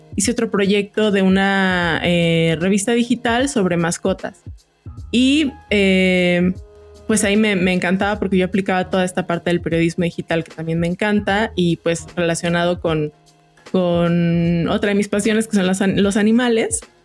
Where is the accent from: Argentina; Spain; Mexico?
Mexico; Jalisco; moved away as an adult; now in Mexico City, Mexico; yo no soy de, de la Ciudad de México soy de Jalisco llevo cinco años aquí